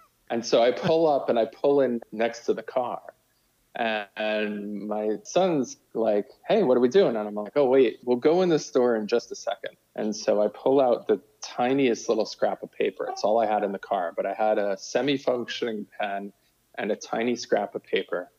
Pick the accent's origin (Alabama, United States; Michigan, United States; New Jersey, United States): New Jersey, United States; moved away; also born or lived in Boston; I grew up in New Jersey. I actually grew up in sort of Metro New York.